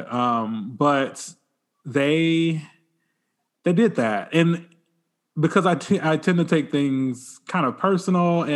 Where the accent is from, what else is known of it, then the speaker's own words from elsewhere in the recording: Bay Minette, Alabama, United States; my hometown of Bay Minette